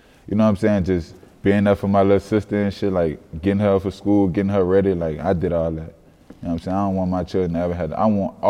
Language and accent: English; New Orleans, Louisiana, United States; Growing up in New Orleans